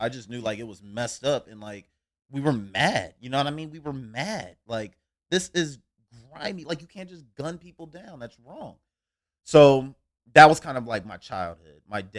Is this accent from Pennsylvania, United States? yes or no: no; Cincinnati, Ohio, United States; I grew up in Cincinnati. And lack of better terms, we grew up in the hood.